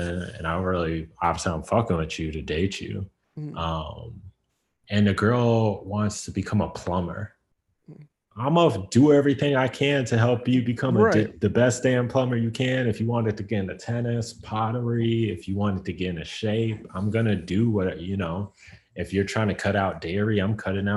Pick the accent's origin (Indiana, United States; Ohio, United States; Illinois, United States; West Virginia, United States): Illinois, United States; Chicago; also born or lived in Jacksonville, Florida; then we moved to Chicago because my mom had family out there